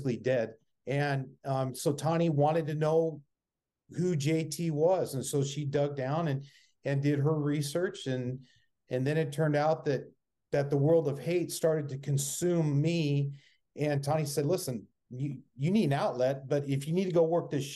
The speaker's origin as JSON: {"language": "English", "town": "Phoenix", "region": "Arizona", "country": "United States", "tie": "born or raised there", "said": "born and raised in Phoenix"}